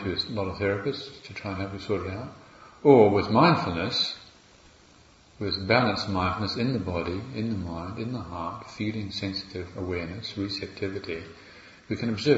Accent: Morrinsville, Waikato, New Zealand; accent: New Zealand; moved away as an adult; now in England, United Kingdom; I've got this kind of country bumpkin accent from Mullinsville.

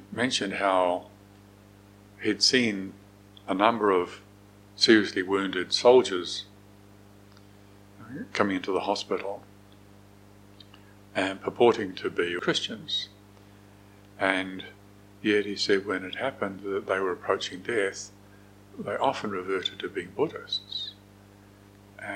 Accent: New Zealand; I'm a New Zealander

